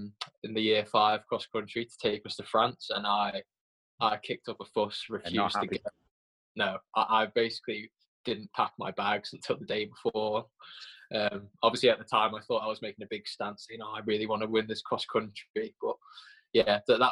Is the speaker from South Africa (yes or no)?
no; Port Erin, Isle of Man; also born or lived in Derby, England; So basically all my childhood memories are from the Isle of Man